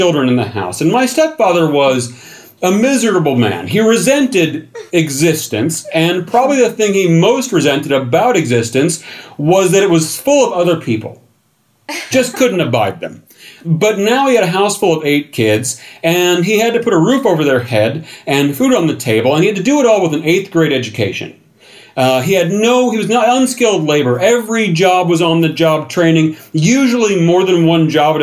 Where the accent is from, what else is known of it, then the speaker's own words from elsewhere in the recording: the Ozarks, United States; moved away; the Ozarks. And this turns into kind of an impromptu tour of my hometown